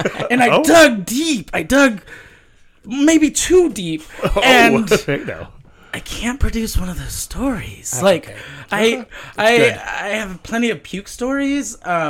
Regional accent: Houston, Texas, United States; moved away; I was born and raised in Houston.

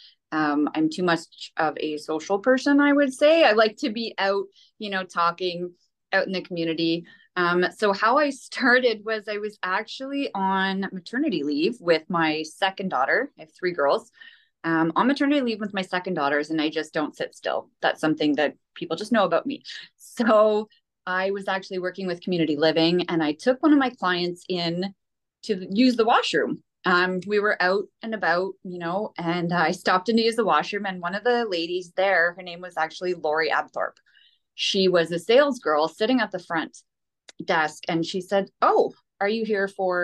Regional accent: Petawawa, Ontario, Canada; also born or lived in Pembroke, Canada; I'm born and raised in Petawawa.

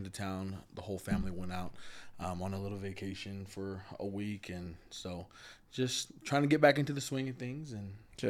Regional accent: Provo, Utah, United States; I am born and raised here in Utah. Actually, here in Provo, Utah. I grew up here.

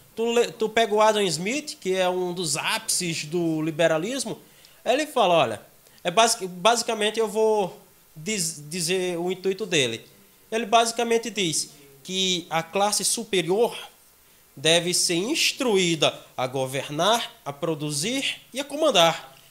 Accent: Pilõezinhos, Paraíba, Brazil; now in João Pessoa, Brazil; Nos interiores, eu sou do interior. Eu sou de Pilõezinhos, bem próximo a Guarabira

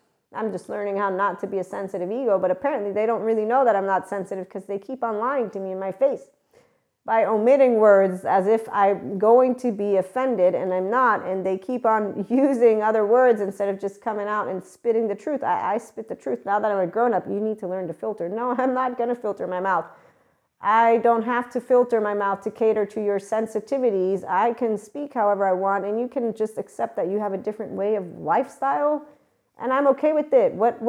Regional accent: United States; Being that I am an American, was raised in a military environment.

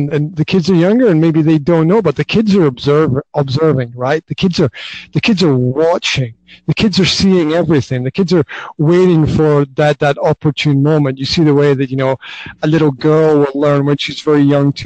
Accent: Highlands of Scotland, United Kingdom; now in Banská Bystrica, Slovakia; Originally, I am from the Highlands of Scotland

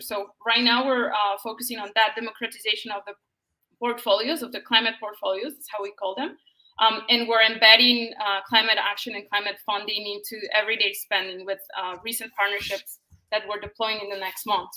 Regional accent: Colombia; I'm from Colombia

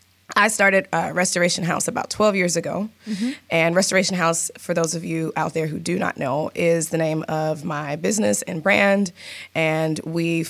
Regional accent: Alabama, United States; now in Seattle, United States; I'm originally from Alabama.

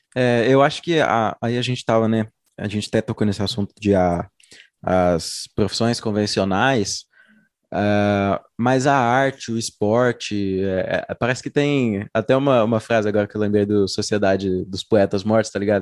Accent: Uberlândia, Minas Gerais, Brazil; sou uberlandense

